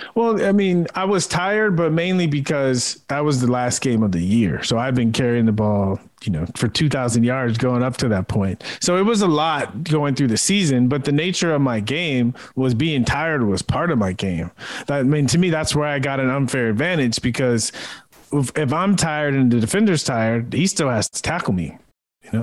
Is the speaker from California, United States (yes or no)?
yes; San Diego, California, United States; moved away as an adult; I grew up in San Diego watching the Padres, watching Tony Gwynn